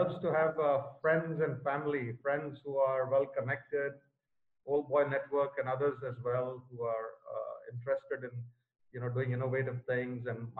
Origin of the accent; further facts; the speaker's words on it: India; I've seen these plants growing up in India. And I traveled as a child with my father, who was transferred here and there.